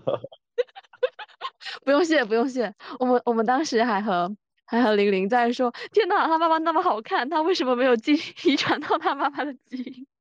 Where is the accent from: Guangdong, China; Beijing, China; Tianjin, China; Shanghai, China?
Guangdong, China; 就我们长大的地方。太其实好蛮了宜居的，又有海，又有很多好吃的